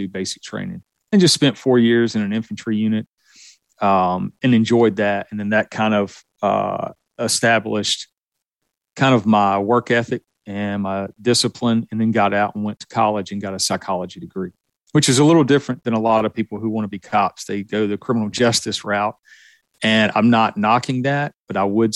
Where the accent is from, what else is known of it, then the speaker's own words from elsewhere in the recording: the South, United States; you can tell from my accent that I was born and raised in the South.